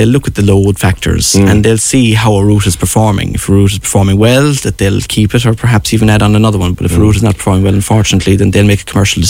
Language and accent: English; West Cork, Munster, Ireland; now in Cork, Ireland; I'm originally from West Cork, living in the city